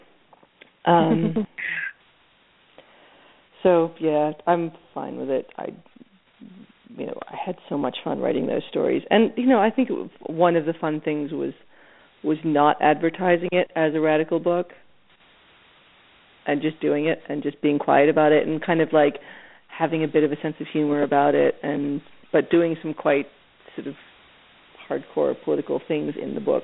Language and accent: English; Philadelphia, Pennsylvania, United States; I grew up in Philadelphia watching a lot of like Channel 29